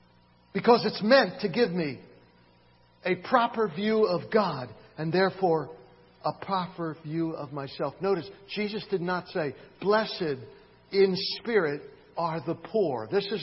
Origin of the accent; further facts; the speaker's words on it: Philadelphia, Pennsylvania, United States; also born or lived in Miami, Florida; now in Sylva, United States; In fact, it was when I moved from Miami, Florida to Silva in 1976. I had grown up in Philadelphia and in Miami. There aren't many mountains.